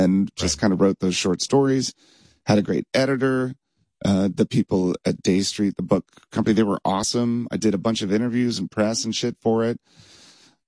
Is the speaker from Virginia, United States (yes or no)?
yes; Springfield, Virginia, United States; I grew up in Virginia, just outside of Washington, D.C.